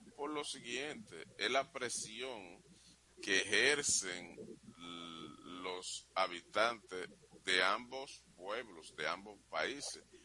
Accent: Dominican Republic; yo soy un dominicano que aspira a vivir en un país bueno

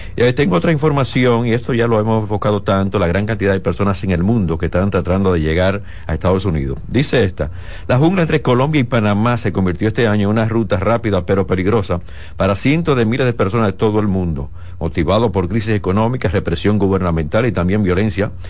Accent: Dominican Republic; somos dominicanos

